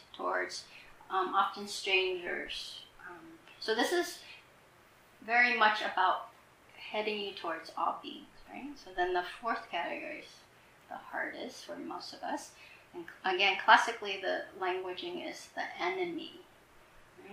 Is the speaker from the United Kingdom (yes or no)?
no; Vietnam; moved away; I grew up in Vietnam. I left in the Vietnam War.